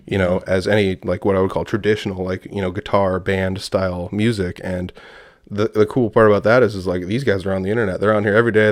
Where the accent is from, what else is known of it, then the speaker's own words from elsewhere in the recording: Humboldt, Iowa, United States; I'm from, uh, Humboldt, Iowa